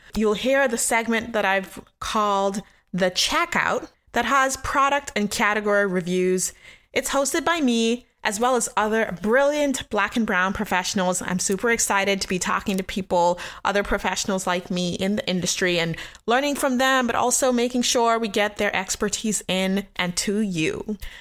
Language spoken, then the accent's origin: English; Nassau, New Providence, Bahamas; moved away; also born or lived in Richmond, Virginia / Baltimore, Maryland / Washington, D.C. / Austin, Texas; I'm from Nassau, Bahamas in the Caribbean, where I was born and raised